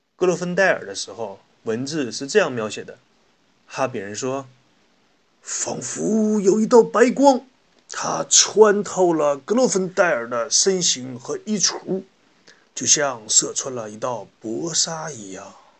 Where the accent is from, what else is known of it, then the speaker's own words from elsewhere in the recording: China; 我们中国人